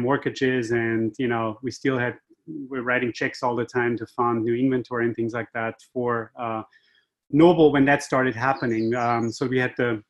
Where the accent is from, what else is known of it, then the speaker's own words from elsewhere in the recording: Austria; accent: Austrian; moved away as an adult; also born or lived in Asia; now in Boston, United States; My accent is Austrian. I'm from Europe originally